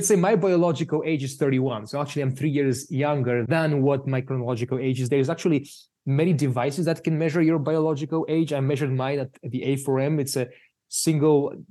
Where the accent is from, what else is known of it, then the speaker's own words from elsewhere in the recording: Bulgaria; moved away; I'm from Bulgaria originally